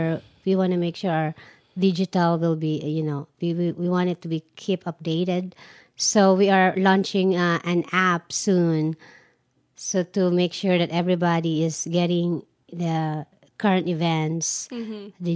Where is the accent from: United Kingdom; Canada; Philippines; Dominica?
Philippines; moved away as an adult; now in Arizona, United States; I always create events way back in the Philippines